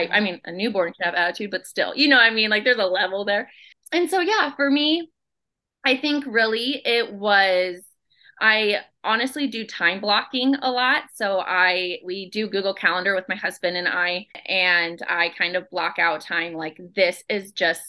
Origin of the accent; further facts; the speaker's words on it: Omaha, Nebraska, United States; I am from Omaha, Nebraska